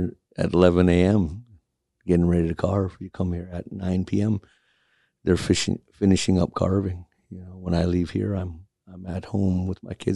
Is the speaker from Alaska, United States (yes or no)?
yes; Point Hope, Alaska, United States; also born or lived in Kotzebue, Alaska; now in Anchorage, United States; from Point Hope, Alaska. I was born in Kotzebue and raised in Point Hope and then transplanted here to Anchorage